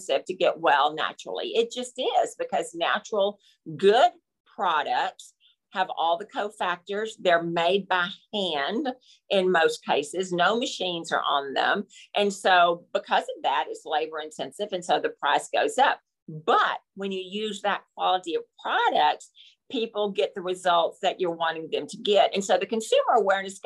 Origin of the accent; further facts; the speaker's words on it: Texas, United States; I'm from Texas